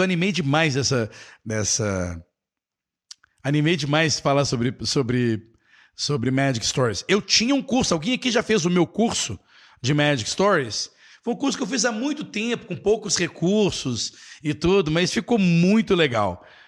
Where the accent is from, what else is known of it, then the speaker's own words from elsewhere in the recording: Brazil; Nós aqui brasileiros